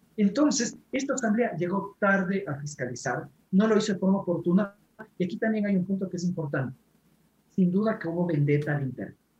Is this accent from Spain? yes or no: no; Ecuador; nosotros como ecuatorianos